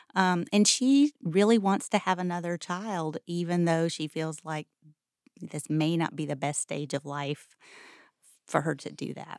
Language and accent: English; Greensboro, North Carolina, United States; I grew up in Greensboro.